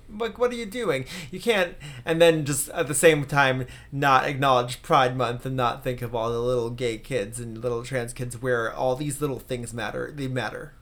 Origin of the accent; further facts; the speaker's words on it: New York, United States; moved away; growing up in New York